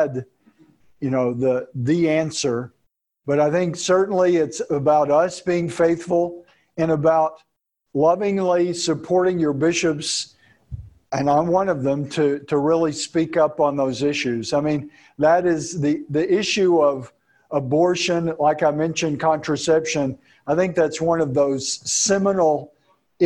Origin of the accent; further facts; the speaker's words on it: Texas, United States; I'm from Texas